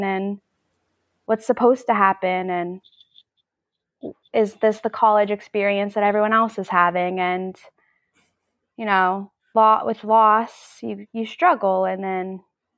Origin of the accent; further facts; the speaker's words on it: New Jersey, United States; I'm 24 years old, and I'm from New Jersey